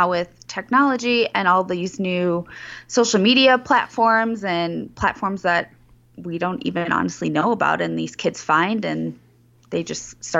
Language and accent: English; Chicago, Illinois, United States; Yeah, I grew up in the Chicagoland area